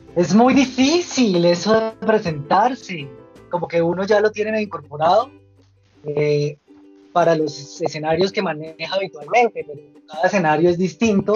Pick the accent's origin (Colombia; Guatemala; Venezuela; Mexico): Colombia; Bogotá; soy bogotano y actualmente vivo en Bogotá